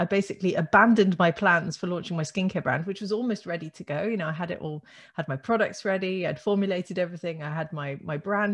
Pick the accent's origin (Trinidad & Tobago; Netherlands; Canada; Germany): Netherlands; moved away; I grew up in the Netherlands, actually. My father's Dutch, my mum's English